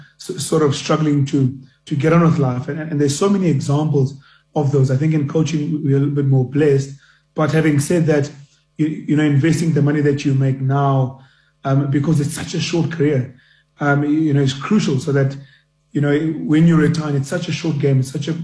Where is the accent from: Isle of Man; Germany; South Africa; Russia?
South Africa; Johannesburg, Gauteng; I'm a Joburg, born and bred in Joburg. Went to school in the south of Johannesburg, ended up at King Edward VII School, and, you know, generally known as KES. Studied at the University of Johannesburg.